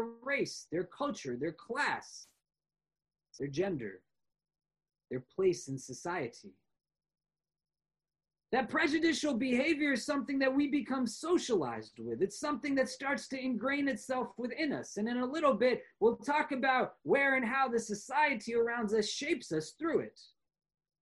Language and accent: English; New York, United States; I am a New Yorker because I am not from Chicago